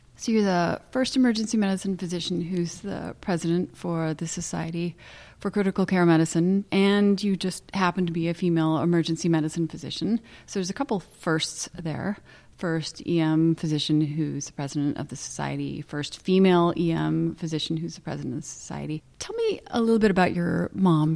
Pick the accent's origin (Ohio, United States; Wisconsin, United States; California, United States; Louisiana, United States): California, United States; Santa Barbara; I was born in Cottage Hospital